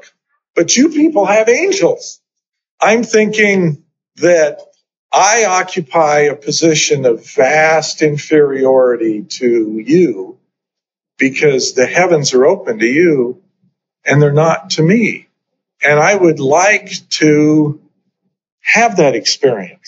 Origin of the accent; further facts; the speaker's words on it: Idaho, United States; moved away as an adult; also born or lived in New Hampshire; I grew up in Idaho